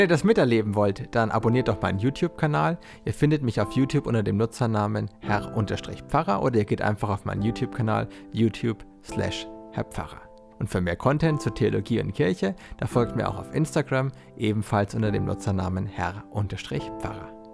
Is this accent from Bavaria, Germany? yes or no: yes; Bavaria, Germany; bei uns in Bayern